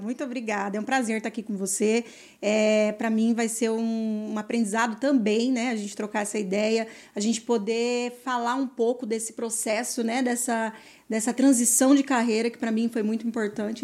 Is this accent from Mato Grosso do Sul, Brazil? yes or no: yes; interior of Mato Grosso do Sul, Brazil; also born or lived in Campo Grande; eu sou do interior do, do Mato Grosso do Sul, né? É, nascida aqui em Campo Grande, né? E tal. Mas é, eu morei muito tempo no interior, na fazenda